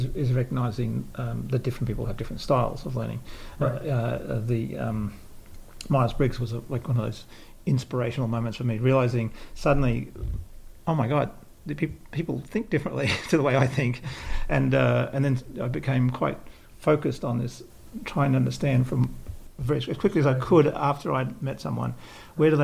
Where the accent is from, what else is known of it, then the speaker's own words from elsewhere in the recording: Australia; moved away; when I was brought up in Australia